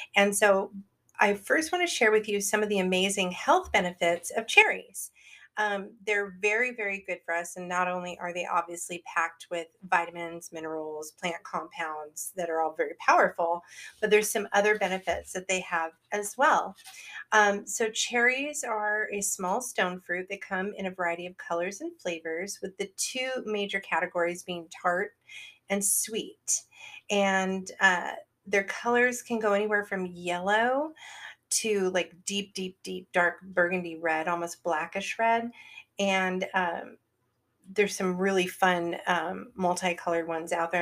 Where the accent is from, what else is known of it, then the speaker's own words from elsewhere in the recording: Northern California, United States; growing up in Northern California, literally in the town that I lived in, which is now a gigantic town of like 120,000 people